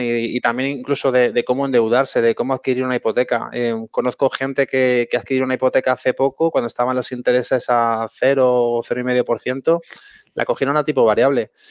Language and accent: Spanish; Madrid, Community of Madrid, Spain; Yo soy de Madrid y bueno, estamos bastante a gusto aquí